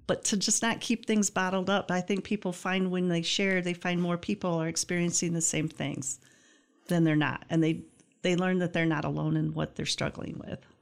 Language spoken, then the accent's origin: English; Greenville, Michigan, United States; I grew up in Greenville, small